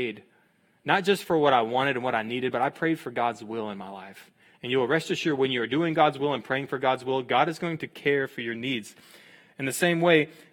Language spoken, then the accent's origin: English; Texas, United States; I'm from Texas. I'm from a town of 500 people